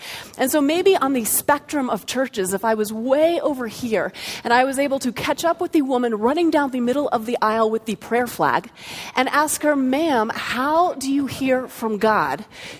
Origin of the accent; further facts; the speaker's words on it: Florida, United States; born there; also born or lived in North Carolina / Colorado; even though I was born in Florida and lived in North Carolina and finally settled in Colorado, in each of the different cities or towns that we lived in, we went to a different church.